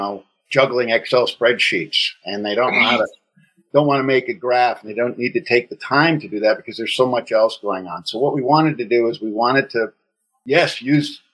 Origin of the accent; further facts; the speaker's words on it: Wisconsin, United States; moved away as an adult; also born or lived in Tokyo / Sydney / Melbourne / Hanoi; now in Singapore; I was born in Wisconsin and lived there for about 20 years, and then packed a duffel bag and moved to Japan in 1985, and I've lived in Asia ever since